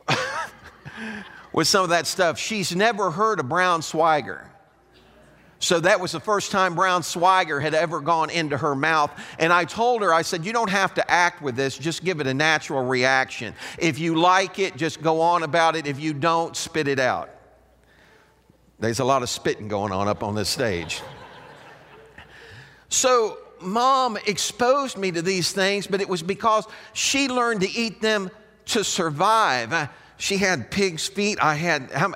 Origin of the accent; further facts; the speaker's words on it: Chicago, Illinois, United States; I was raised up around Chicago, but because my parents were from Southern Illinois, I experienced that.